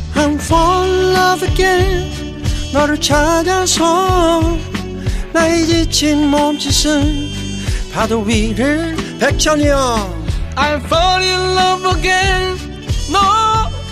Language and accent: Korean; Buyeo, South Chungcheong, South Korea; accent: Chungcheong dialect; 충청도 토박이라